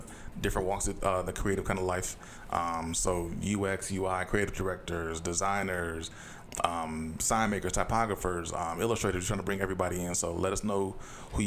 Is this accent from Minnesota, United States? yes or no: yes; Saint Paul, Minnesota, United States; I grew up in the Midway area, kind of Frogtown area for most of my life